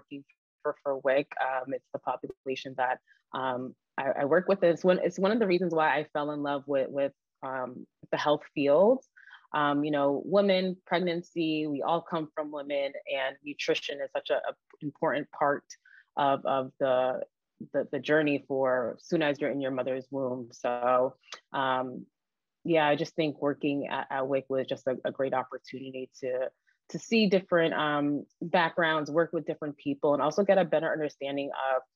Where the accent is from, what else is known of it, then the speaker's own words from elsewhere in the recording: New York, United States; I am originally from New York